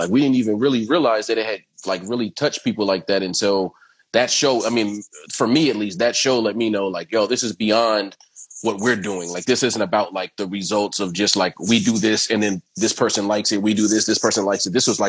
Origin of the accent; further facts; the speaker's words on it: Venice, California, United States; Ev growing up in Venice, like there was a lot of that around.